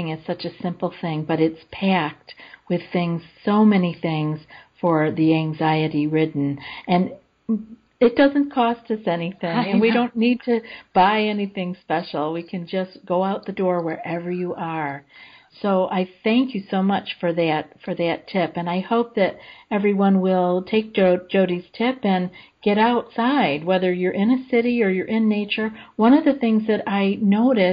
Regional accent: Finger Lakes, Central New York, United States; moved away; the Finger Lakes where I am from

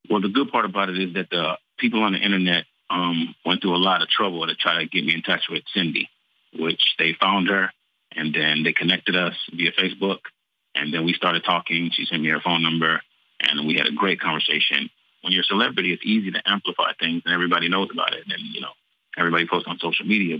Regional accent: Texas, United States; I'm from Texas, Tejas

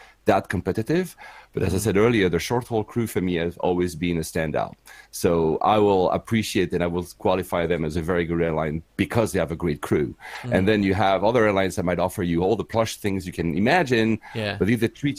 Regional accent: Geneva, Switzerland; first language French; English is a second language; moved away as an adult; also born or lived in Tokyo, Japan / Manila, Philippines / Cyprus; now in United Kingdom; I was born and raised in Geneva, and my mother was from Finland.

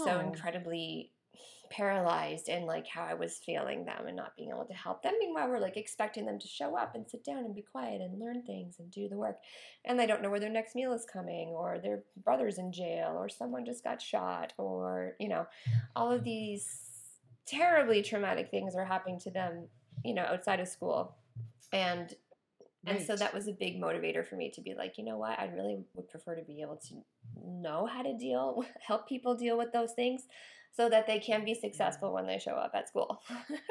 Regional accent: Nova Scotia, Canada; moved away; I'm from Nova Scotia. So that's where I originally came from.

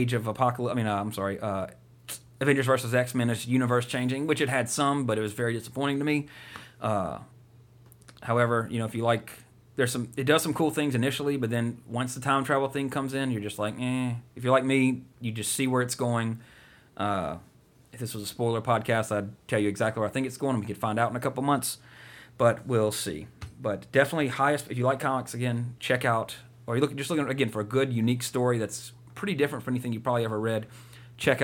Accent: the South, United States; we grew up in the South

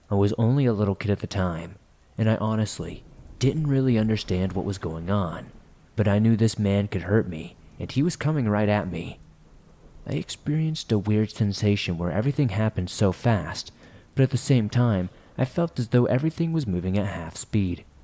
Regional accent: California, United States; I grew up in Southern California, but grew up going to the reservation every year and eventually moved and worked out there.

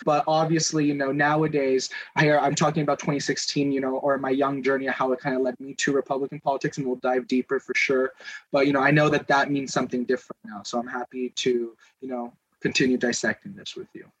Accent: Southern California, United States; i'm from Southern California. LA's right down the highway

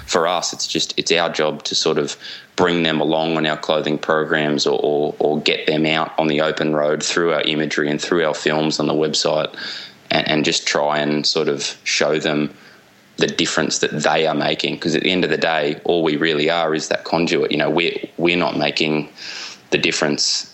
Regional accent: Australian eastern seaboard, Australia; moved away as an adult; now in Java, Indonesia; grew up on the Australian eastern seaboard

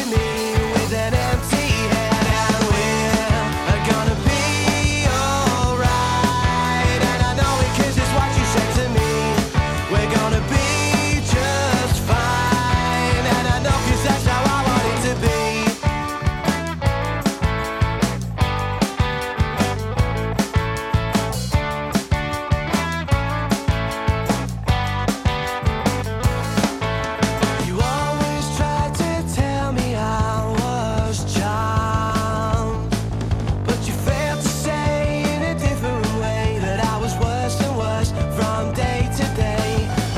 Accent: Birmingham, West Midlands, United Kingdom; born or raised there

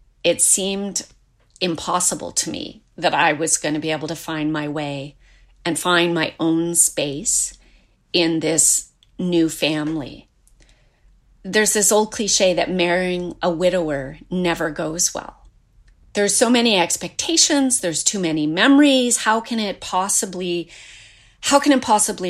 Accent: Seaside, Nova Scotia, Canada; I was born and raised in Seaside, Nova Scotia.

